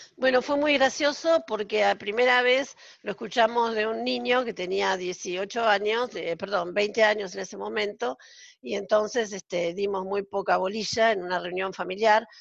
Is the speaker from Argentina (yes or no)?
yes; Argentina; moved away as an adult; now in Israel; yo estoy viviendo en Israel desde hace 14 años, soy argentina